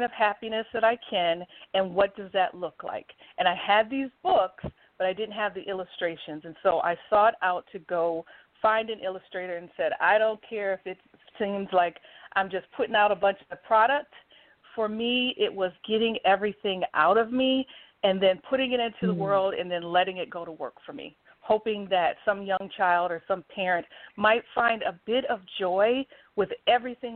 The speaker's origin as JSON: {"language": "English", "town": "St. Paul", "region": "Minnesota", "country": "United States", "tie": "born or raised there", "also_born_or_lived": "Washington, D.C. area", "moved": "as an adult", "said": "I am a native Minnesotan. I was born and raised in St. Paul, Minnesota"}